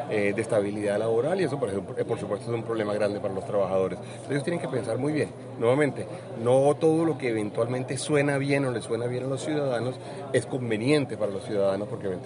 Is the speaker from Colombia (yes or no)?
yes; Colombia; nosotros nos tenemos que asegurar como colombianos que ninguno de los dos países se vuelve refugio de delincuentes del otro país.